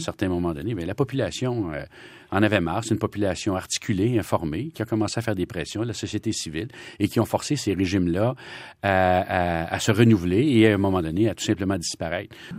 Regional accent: Trois-Rivières, Quebec, Canada; moved away as an adult; also born or lived in Ottawa; ma ville natale, Trois-Rivières

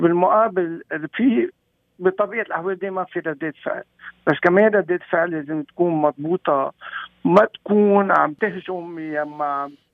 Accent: Lebanon; moved away; نحن كمغتربين بنوجع آه، وقت يكون بلدنا لبنان

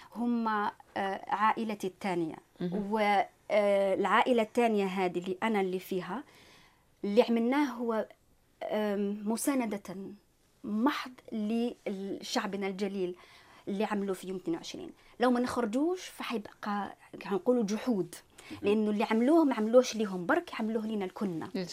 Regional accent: Algeria; moved away as an adult; now in Quebec, Canada; أنا إنسان جزائري طبعا م. الأصل

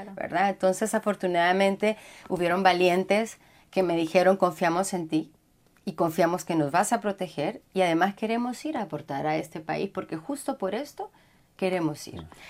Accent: Honduras; first language Spanish; moved away as an adult; also born or lived in Costa Rica; yo soy hondureña

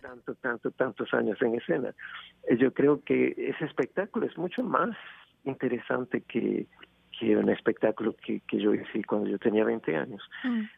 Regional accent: Venezuela; moved away; Venezuela, mi país natal

